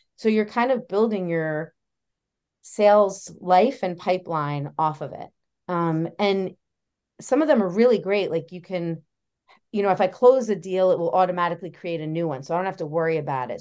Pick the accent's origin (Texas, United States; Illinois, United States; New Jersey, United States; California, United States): New Jersey, United States; moved away as an adult; also born or lived in Oswego, New York; I grew up in New Jersey